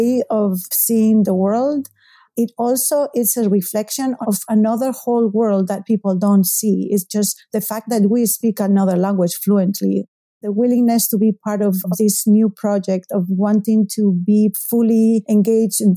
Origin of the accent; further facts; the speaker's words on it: Spain; English is a second language; moved away as an adult; now in Salem, United States; Spain. That's my native country. So I was featured in a couple of TV news shows in my hometown